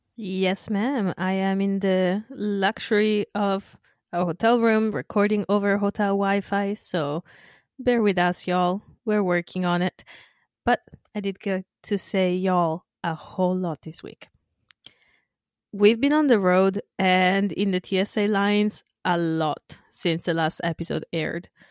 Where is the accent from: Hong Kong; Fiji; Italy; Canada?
Italy; northern Italy; moved away; my hometown in the north